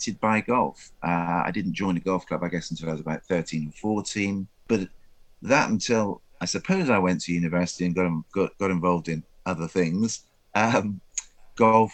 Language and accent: English; Exeter, South West England, United Kingdom; I was brought up in Exeter